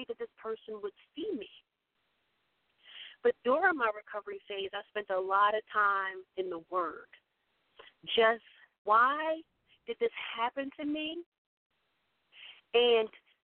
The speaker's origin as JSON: {"language": "English", "town": "Baltimore", "region": "Maryland", "country": "United States", "tie": "born or raised there", "said": "little old me from Hickory Street. I grew up in East Baltimore, in Washington."}